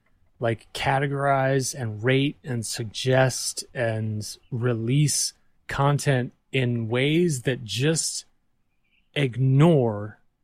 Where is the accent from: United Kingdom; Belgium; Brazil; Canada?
Belgium; Waterloo, Walloon Region; also born or lived in Texas, United States; So I was born in Texas, but I spent like my youth, my formative years growing up in Belgium in Europe.